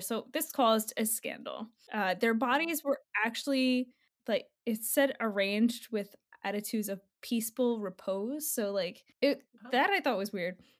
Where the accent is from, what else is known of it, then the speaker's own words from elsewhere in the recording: New Jersey, United States; I'm from Jersey